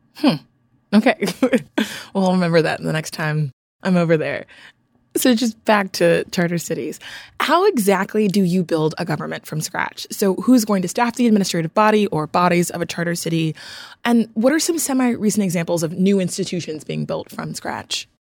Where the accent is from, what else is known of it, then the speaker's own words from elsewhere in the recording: Nigeria; I'm from Nigeria